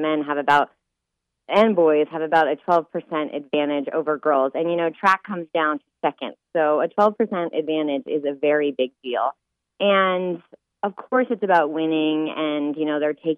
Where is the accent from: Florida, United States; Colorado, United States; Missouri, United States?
Colorado, United States; I grew up in Colorado